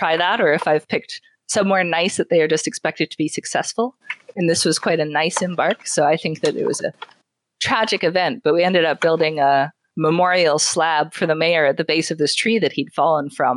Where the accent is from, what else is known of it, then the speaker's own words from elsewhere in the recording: Canada; I'm from Canada